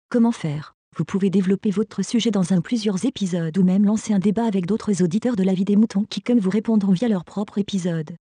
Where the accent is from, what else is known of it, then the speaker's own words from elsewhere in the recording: Grenoble, Auvergne-Rhône-Alpes, France; moi, je viens de Grenoble